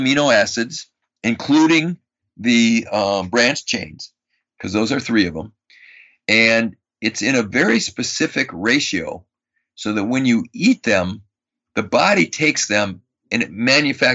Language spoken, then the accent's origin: English; Madison, Wisconsin, United States; I grew up in Madison, Wisconsin, and I was a Boy Scout.